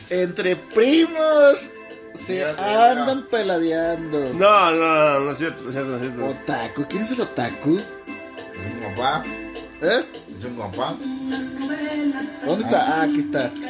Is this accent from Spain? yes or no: no; Tijuana, Baja California, Mexico; Vengo de Tijuana, señor.